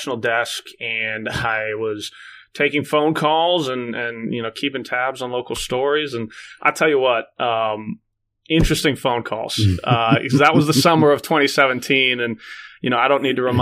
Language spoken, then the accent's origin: English; Chapel Hill, North Carolina, United States; moved away as an adult; also born or lived in Bryn Mawr, Pennsylvania / Missouri; I grew up in Chapel Hill